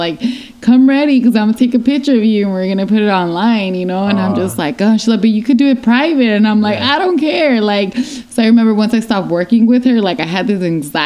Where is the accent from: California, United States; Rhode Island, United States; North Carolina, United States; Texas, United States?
California, United States; Long Beach; I grew up like in Long Beach, specifically like the west side of Long Beach